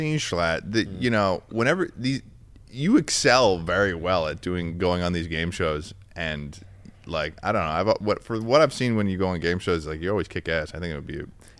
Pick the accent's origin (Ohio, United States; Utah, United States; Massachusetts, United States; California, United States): Massachusetts, United States; I'm from Massachusetts.